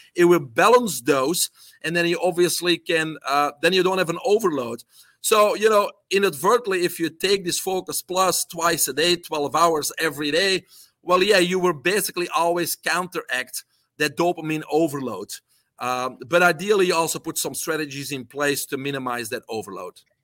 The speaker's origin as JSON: {"language": "English", "country": "Belgium", "second_language": "English", "moved": "as an adult", "lives_now": "United States", "said": "I'm originally from Belgium"}